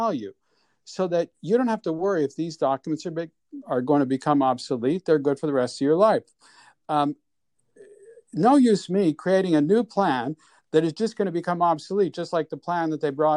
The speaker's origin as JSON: {"language": "English", "town": "Montreal", "region": "Quebec", "country": "Canada", "tie": "born or raised there", "moved": "as an adult", "lives_now": "New York, United States", "said": "So, I'm born and raised in Montreal. I moved here when I was 22"}